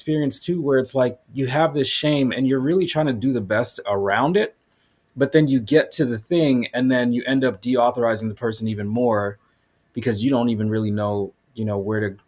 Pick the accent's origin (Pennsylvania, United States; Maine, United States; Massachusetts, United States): Massachusetts, United States; Boston; now in San Diego, United States; growing up I grew up in Boston.